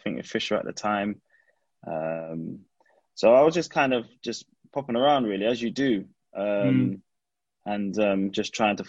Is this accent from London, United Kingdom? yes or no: yes; London, United Kingdom; I grew up in Streatham, southwest London. Streatham Hill, and where I was based, there was quite a few estates